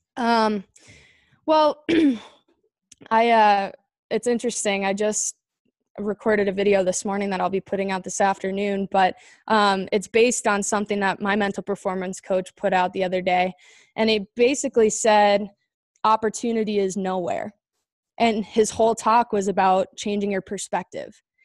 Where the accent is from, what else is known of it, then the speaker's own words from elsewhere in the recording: Chandler, Arizona, United States; I grew up in Chandler, Arizona.